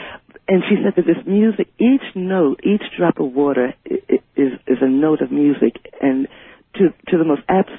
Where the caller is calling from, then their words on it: Richmond, Virginia, United States; I'm calling from Richmond, Virginia.